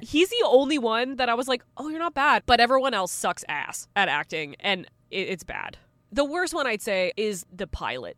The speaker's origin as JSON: {"language": "English", "country": "Canada", "said": "As a Canadian"}